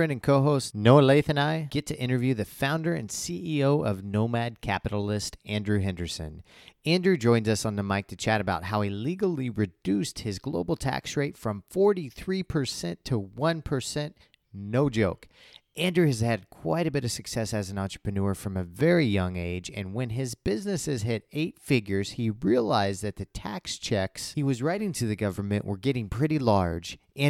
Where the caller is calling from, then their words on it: Chiang Mai, Thailand; I'm calling in from Chiang Mai, Thailand.